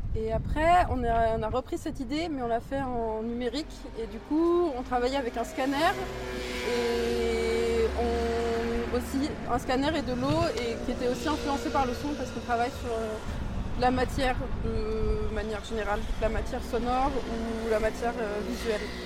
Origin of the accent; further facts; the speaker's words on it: Suresnes, Île-de-France, France; J'ai grandi à Suresnes, dans le 92